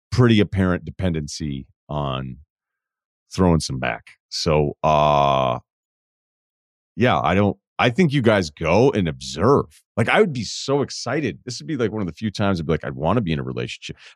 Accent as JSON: {"language": "English", "region": "Midwest", "country": "United States", "said": "I am from the Midwest originally, so you also nailed that."}